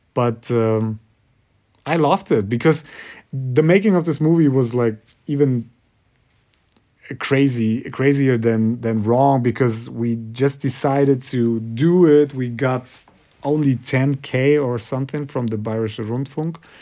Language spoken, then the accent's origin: English; Kazakhstan; English is a second language; also born or lived in Germany; now in Munich, Germany; I'm from Kazakhstan